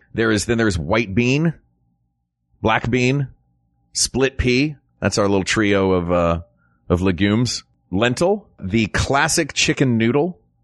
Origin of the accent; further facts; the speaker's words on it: the South, United States; being an American, especially an American from the South